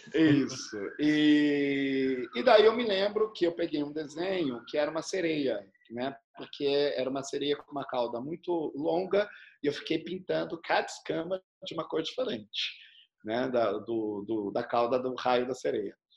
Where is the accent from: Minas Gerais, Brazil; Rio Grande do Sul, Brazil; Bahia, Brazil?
Bahia, Brazil; Uauá; quando eu tinha uns 5 para 6 anos de idade, lá em Uauá, né, onde eu nasci